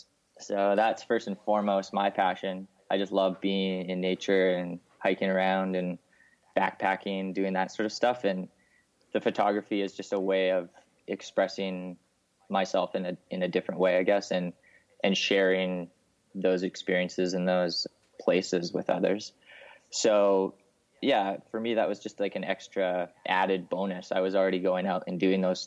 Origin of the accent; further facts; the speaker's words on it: Salmon Arm, British Columbia, Canada; now in Vancouver, Canada; I grew up in BC in a smaller town just outside, about 5 hours from Vancouver, called Salmon Arm